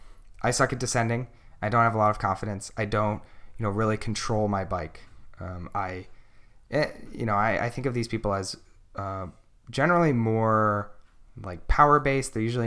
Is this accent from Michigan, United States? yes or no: no; Pennsylvania, United States; So when I came to NorCal, I came from Pennsylvania, which is like a really big crit scene.